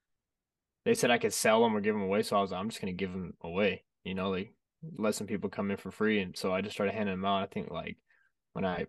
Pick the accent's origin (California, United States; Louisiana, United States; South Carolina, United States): California, United States; Fresno; I'm from Fresno, California